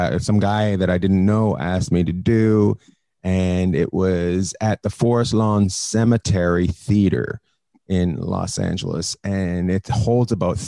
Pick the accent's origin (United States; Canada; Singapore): Canada; moved away; I am originally from Canada